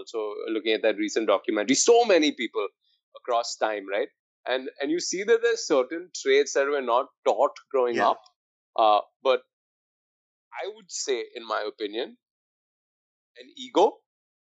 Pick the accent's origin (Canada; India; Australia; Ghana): India; we're both Indian